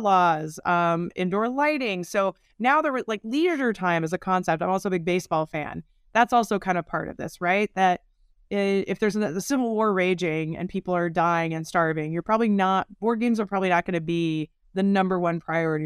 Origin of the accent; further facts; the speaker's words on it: Oregon, United States; as a kid growing up in Oregon here in the U, United States